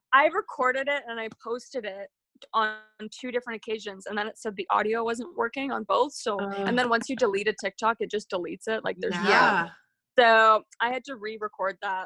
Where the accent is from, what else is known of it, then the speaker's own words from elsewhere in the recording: Abbotsford, British Columbia, Canada; I'm from British Columbia, Canada, from Abbotsford, a little pit stop town in the middle of nowhere